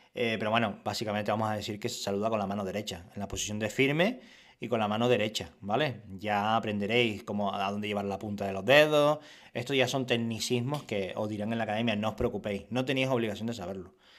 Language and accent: Spanish; Canary Islands, Spain; Era canario y soy canario